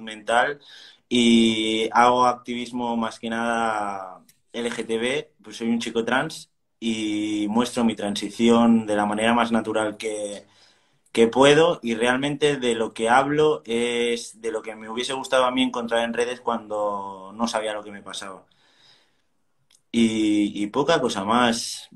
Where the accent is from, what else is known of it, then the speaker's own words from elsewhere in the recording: Barcelona, Catalonia, Spain; soy de Barcelona